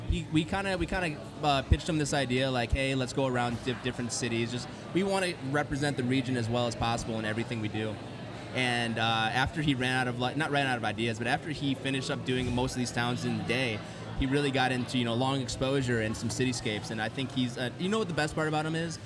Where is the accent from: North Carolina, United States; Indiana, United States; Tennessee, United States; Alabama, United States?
Indiana, United States; Hammond; also born or lived in Dyer, Indiana; now in Crown Point, United States; I'm not from here. I grew up in Hammond, and then I moved to DeMont.